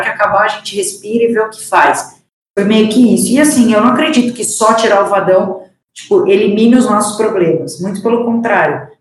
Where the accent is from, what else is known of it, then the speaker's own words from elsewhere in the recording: Piracicaba, São Paulo, Brazil; eu sou do interior aqui de São Paulo, é, comecei a jogar num clube da minha cidade